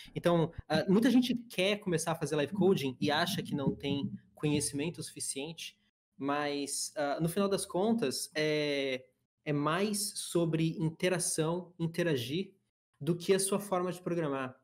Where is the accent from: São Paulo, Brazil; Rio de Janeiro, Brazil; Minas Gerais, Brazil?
São Paulo, Brazil; moved away as an adult; also born or lived in Itatiba; now in Santa Catarina, Brazil; Eu sou do sul do Brasil hoje, minha família inteira é de São Paulo, mas eu escolhi o estado de Santa Catarina para morar